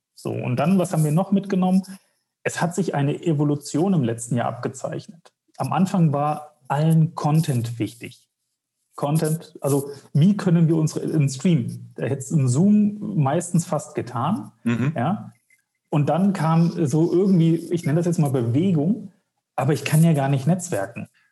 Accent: Wetzlar, Hesse, Germany; ich komme aus Wetzlar

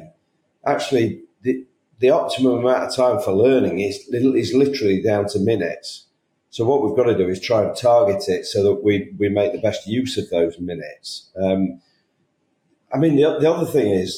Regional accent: United Kingdom; I'm a Brit

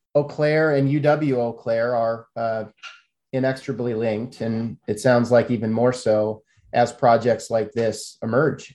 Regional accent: Iowa, United States; moved away; i grew up in iowa

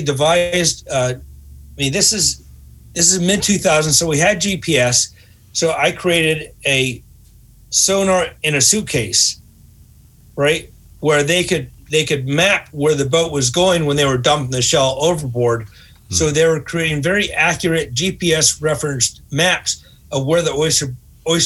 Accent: New England, United States; I'm from New England

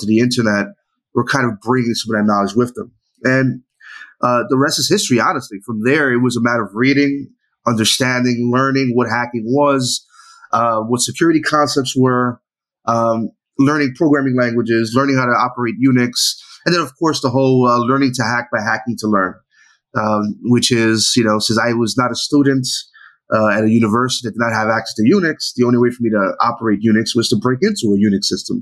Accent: New York City, New York, United States; I grew up in New York City, specifically the Lower East Side.

